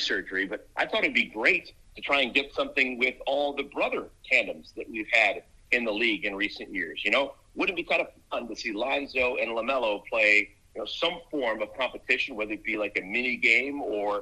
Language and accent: English; Cleveland, Ohio, United States; I'm from Cleveland